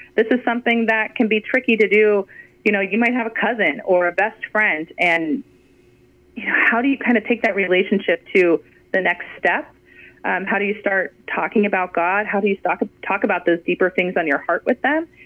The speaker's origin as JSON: {"language": "English", "region": "California", "country": "United States", "tie": "born or raised there", "also_born_or_lived": "Fort Hood, Texas", "moved": "as an adult", "said": "we moved from California, where we, you know, were born and raised and went to college and were starting our life."}